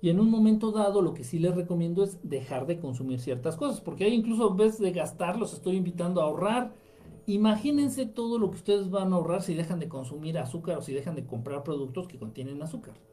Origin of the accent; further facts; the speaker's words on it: Coahuila, Mexico; Acá somos coahuilenses. Para el norte todos son chilangos.